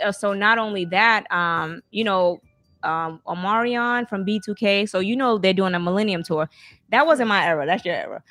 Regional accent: Alabama, United States; I'm from Alabama.

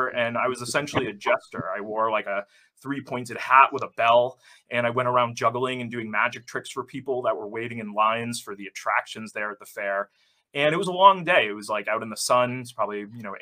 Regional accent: Salem, Massachusetts, United States; growing up in Salem, Massachusetts

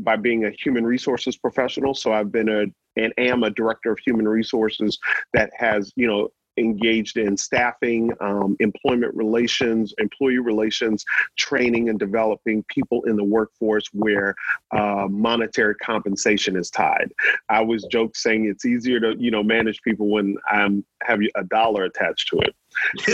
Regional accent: New Orleans, Louisiana, United States; I grew up in New Orleans

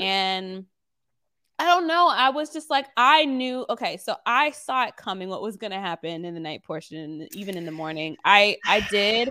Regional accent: the South, United States; I was raised mainly in the South

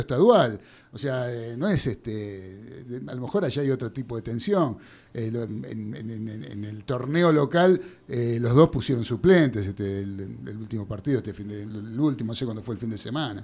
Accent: Argentina; Nosotros como argentinos

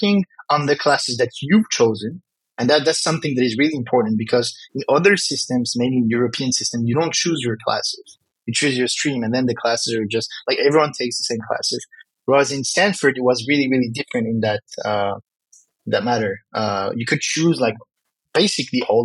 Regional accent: Morocco; accent: French; first language French; English is a second language; I come from Morocco

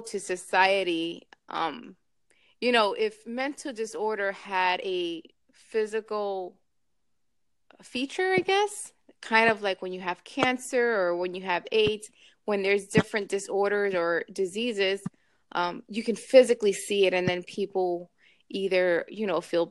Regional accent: New York, United States; now in Miami, United States; I'm from New York originally

